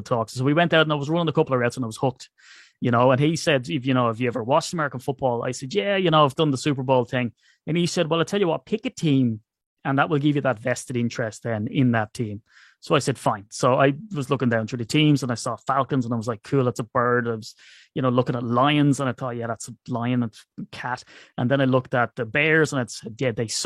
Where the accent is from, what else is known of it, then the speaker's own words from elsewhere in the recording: Ireland; I'm Irish